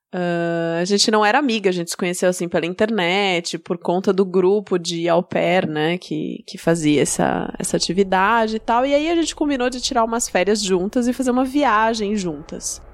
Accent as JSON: {"language": "Portuguese", "country": "Brazil", "said": "como boas brasileiras que somos"}